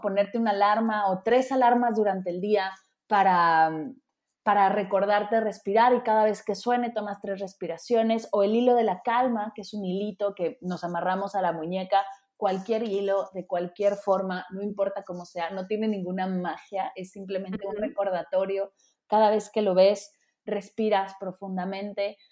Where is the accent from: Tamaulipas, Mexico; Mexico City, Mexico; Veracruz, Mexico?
Mexico City, Mexico; yo que vengo de la Ciudad de México